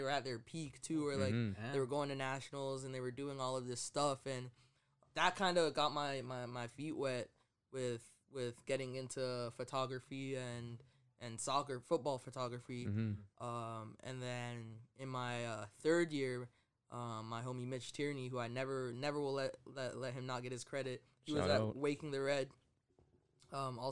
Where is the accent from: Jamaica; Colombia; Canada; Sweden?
Canada; Keswick, Ontario; also born or lived in London, Ontario / Zimbabwe; I grew up just outside of Toronto